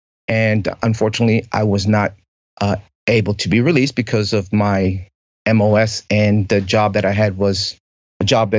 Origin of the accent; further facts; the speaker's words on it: Lancaster, Pennsylvania, United States; moved away as an adult; now in Florida, United States; So I grew up in Lancaster.